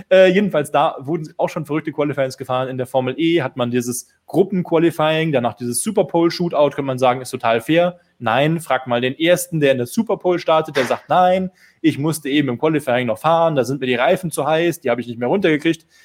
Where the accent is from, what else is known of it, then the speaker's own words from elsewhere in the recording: Bitburg, Rhineland-Palatinate, Germany; Äh, viele Grüße in meiner Heimat, Pitburg.